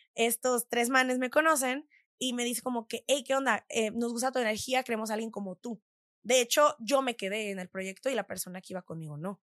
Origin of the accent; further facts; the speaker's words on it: San Diego, California, United States; moved away as an adult; also born or lived in Tijuana, Mexico / Los Angeles, United States / Quebec City, Canada; now in Mexico City, Mexico; yo soy de Tijuana, ¿no? Sí. La mayoría de la gente de Tijuana es también de San Diego